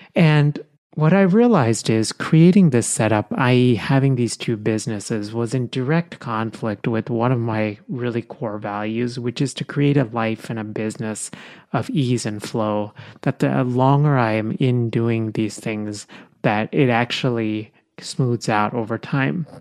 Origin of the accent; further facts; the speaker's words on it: India; now in United States; I was born in India, but, you know, so I have my Indian passport, but I'm also a U S citizen